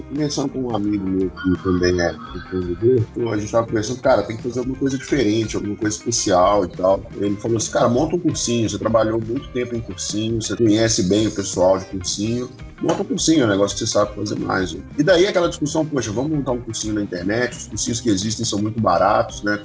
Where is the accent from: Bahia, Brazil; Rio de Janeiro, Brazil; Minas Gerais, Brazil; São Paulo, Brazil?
Minas Gerais, Brazil; Belo Horizonte; eu tenho 38 anos e sou de Belo Horizonte.